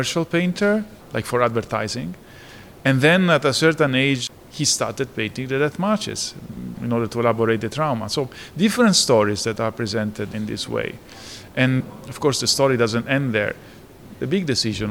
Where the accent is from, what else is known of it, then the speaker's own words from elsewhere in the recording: Italy; accent: strong Italian; my accent, it's an indication that I was born in Italy